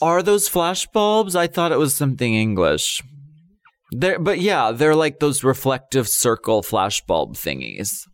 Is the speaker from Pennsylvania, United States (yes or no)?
yes; Erie, Pennsylvania, United States; my hometown is Erie, Pennsylvania.